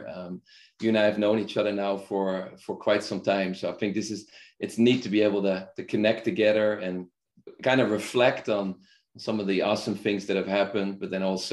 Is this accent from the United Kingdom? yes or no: no; Netherlands; also born or lived in United States; now in India; I'm originally from the Netherlands or Holland, and I grew up there.